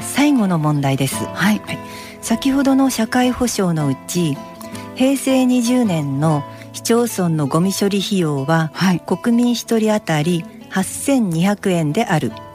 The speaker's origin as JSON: {"language": "Japanese", "town": "Yokohama", "region": "Kanagawa", "country": "Japan", "tie": "born or raised there", "said": "地元横浜"}